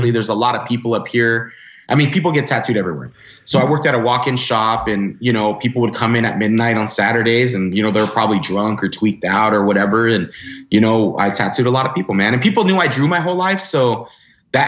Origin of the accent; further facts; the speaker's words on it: Los Angeles, California, United States; I grew up in the San Fernando Valley and then my parents divorced